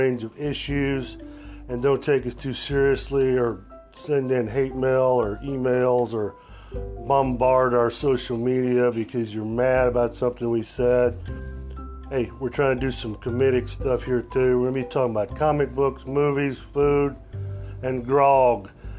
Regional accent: Kansas City, United States; we're from Kansas City

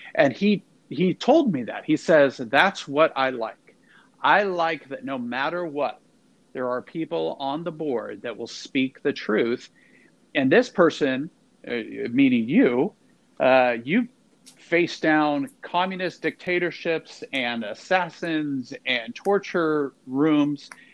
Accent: Dallas, Texas, United States; I grew up in Dallas

